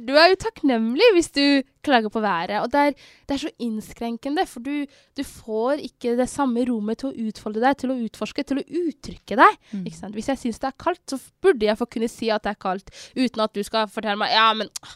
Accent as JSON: {"language": "Norwegian", "country": "Somalia", "moved": "yes", "lives_now": "Norway", "said": "jeg er fra Somalia"}